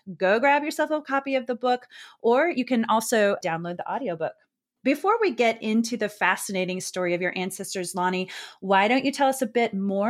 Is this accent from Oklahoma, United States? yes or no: yes; Anadarko, Oklahoma, United States; moved away; a Choctaw originally from Anadarko, Oklahoma.